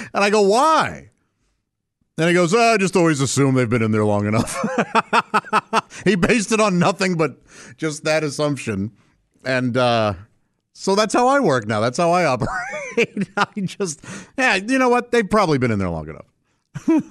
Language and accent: English; St. Louis, Missouri, United States; moved away; When I grew up in Saint Louis